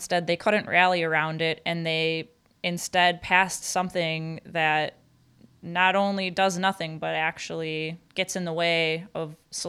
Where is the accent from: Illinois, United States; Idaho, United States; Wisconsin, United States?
Wisconsin, United States; Marinette; Yes, I am from Marinette. I get to talk about this professionally and personally.